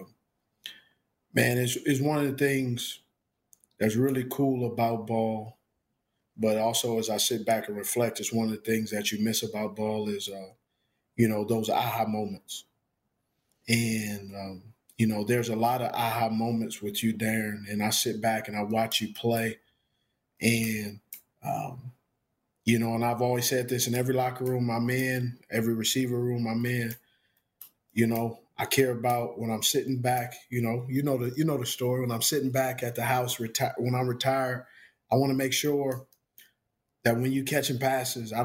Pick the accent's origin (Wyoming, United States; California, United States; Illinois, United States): California, United States; Los Angeles; You never see me repping anything else but LA. Because that's where I'm born and raised